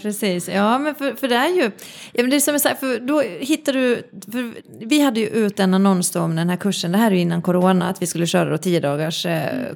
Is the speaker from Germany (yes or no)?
no; Finland; moved away; jag växte upp i Finland